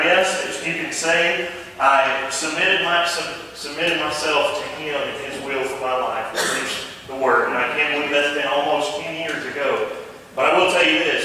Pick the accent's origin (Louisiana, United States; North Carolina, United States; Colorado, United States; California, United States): North Carolina, United States; Todd; we're from Ashe County here, grew up over in Todd